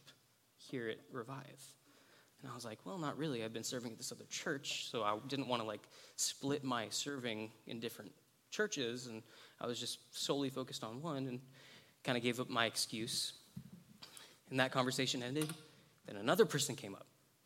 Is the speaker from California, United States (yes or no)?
yes; Lompoc, California, United States; I'm from Lompoc.